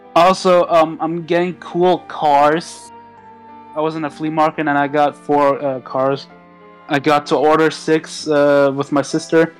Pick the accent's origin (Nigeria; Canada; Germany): Germany; English is a second language; I'm actually Turkish, but I was born in Germany